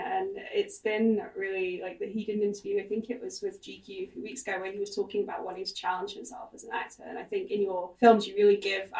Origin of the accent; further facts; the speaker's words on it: United Kingdom; as a British person